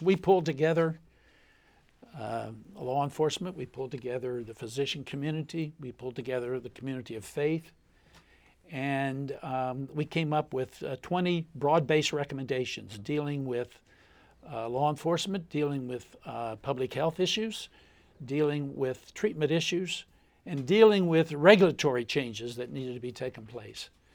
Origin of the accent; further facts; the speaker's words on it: Lucasville, Ohio, United States; also born or lived in Appalachia; my hometown of Lucasville, Ohio